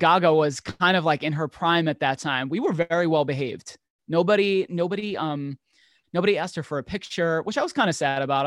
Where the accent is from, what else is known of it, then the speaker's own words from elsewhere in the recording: New York City, New York, United States; I grew up in New York in one of the boroughs, Staten Island